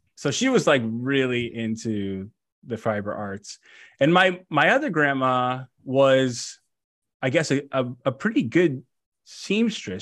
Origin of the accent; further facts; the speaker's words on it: West Covina, California, United States; I grew up in, uh, in West Covina, uh, California